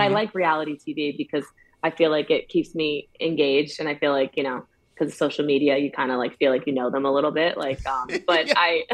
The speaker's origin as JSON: {"language": "English", "town": "Yorktown Heights", "region": "New York", "country": "United States", "tie": "born or raised there", "said": "I grew up in Yorktown Heights. It's in Westchester County, New York"}